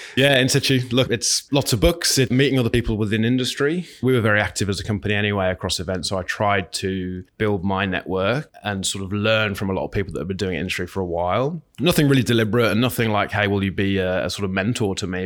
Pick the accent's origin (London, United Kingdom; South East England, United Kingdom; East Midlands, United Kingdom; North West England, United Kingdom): East Midlands, United Kingdom; Northampton; Born in a little little town called Northampton in the UK, right in the middle of England